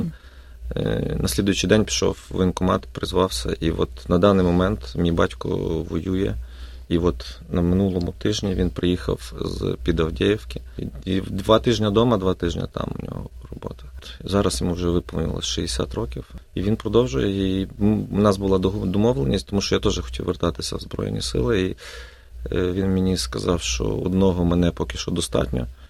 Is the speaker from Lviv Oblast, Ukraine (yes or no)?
yes; Sambir, Lviv Oblast, Ukraine; moved away as an adult; now in Melbourne, Australia; я з славного міста Самбура е, Львівської області, який знаходиться 30 кілометрів від кордона з Польщею біля Карпатських гір